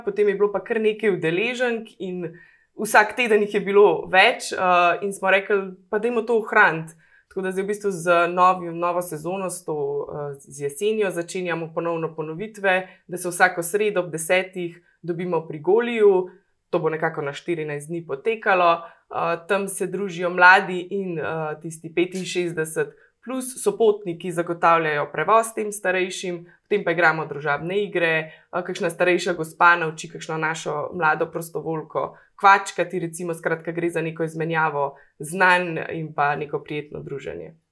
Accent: Logatec, Inner Carniola–Karst, Slovenia; moved away as an adult; now in Idrija, Slovenia; prihajam iz Logaca, eh, pa počasi eh, lahko mogoče že rečem, da ponosno postajam tudi idrka.

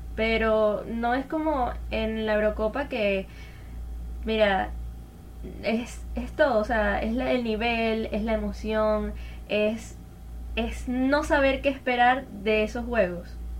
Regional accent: Venezuela; como venezolana

